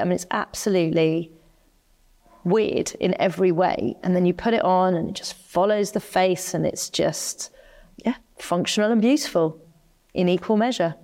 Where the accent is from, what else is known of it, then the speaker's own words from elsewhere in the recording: United Kingdom; I'm staunchly British. I'd never live anywhere else, you know, I, I love being a Brit